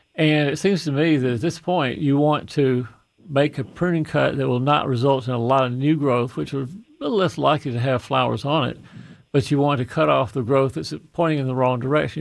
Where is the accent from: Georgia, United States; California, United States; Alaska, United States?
Georgia, United States; Fayette County; that little dinky farm that I grew up on in Fayette County